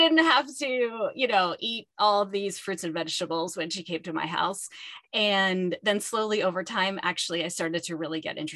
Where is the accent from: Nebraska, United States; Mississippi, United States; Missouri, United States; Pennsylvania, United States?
Pennsylvania, United States; Pittsburgh; moved away as an adult; I grew up in Pittsburgh, which is where I am now at the University of Pittsburgh